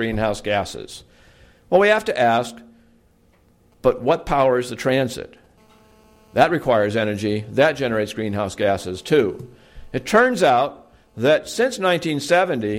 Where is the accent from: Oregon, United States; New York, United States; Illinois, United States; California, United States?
Oregon, United States; Portland; back in 1970 when I was growing up in my hometown of Portland, Oregon